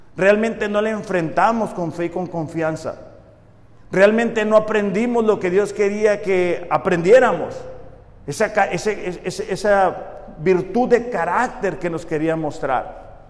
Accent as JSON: {"language": "Spanish", "town": "Mexicali", "region": "Baja California", "country": "Mexico", "said": "soy orgullosamente de Mexicali"}